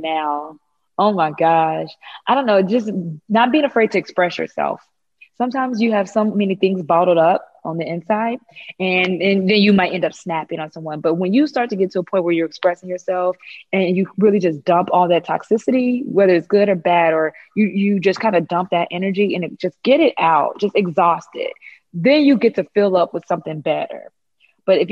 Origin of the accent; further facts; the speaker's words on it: Missouri, United States; moved away; I'm from Missouri originally